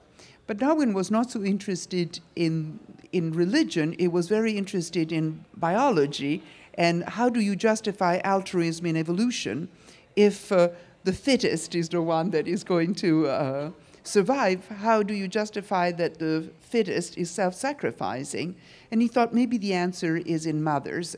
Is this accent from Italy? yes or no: yes; Italy; now in New York, United States; when I was a child, I grew up in Italy